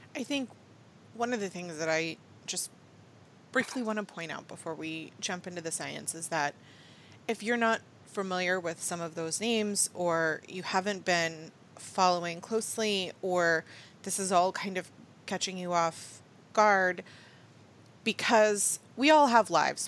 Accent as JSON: {"language": "English", "country": "United States", "said": "I'm about as American as it gets"}